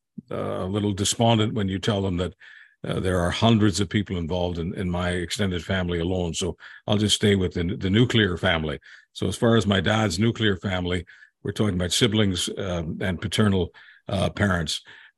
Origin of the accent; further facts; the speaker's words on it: Hungary; born there; I was born in Hungary, August 25th, 1954.